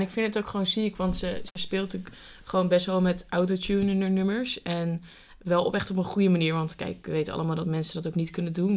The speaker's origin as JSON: {"language": "Dutch", "town": "Amersfoort", "region": "Utrecht", "country": "Netherlands", "said": "wij komen dus uit Amersfoort"}